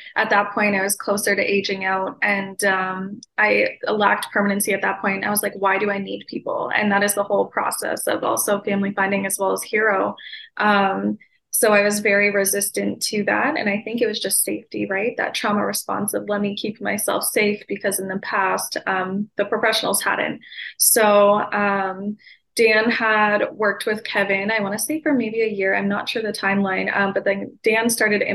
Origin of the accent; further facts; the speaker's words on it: Ontario, Canada; I grew up in Ontario, Canada's child welfare system from the age of 9